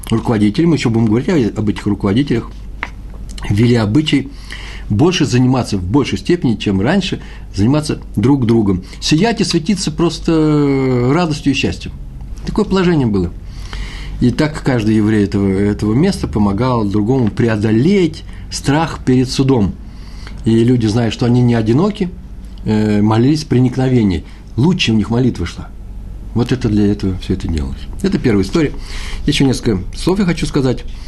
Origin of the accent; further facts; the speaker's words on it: Moscow, Russia; moved away; я москвич